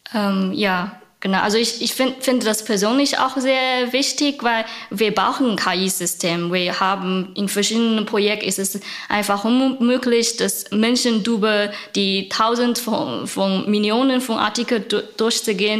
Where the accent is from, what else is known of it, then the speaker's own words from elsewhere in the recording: China; German is a second language; moved away as an adult; now in Berlin, Germany; Ich komme original aus China vor sieben Jahren